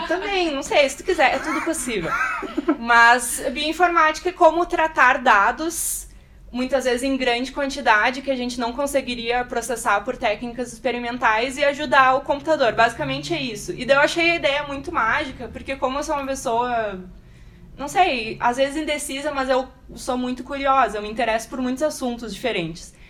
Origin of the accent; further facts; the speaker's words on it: Porto Alegre, Rio Grande do Sul, Brazil; Sempre vivi em Porto Alegre, fiz minha formação toda na, na URGS